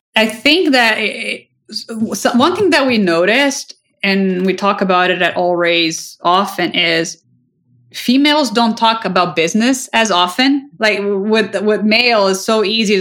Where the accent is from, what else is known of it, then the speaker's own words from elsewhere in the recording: Brazil; moved away; I grew up in Brazil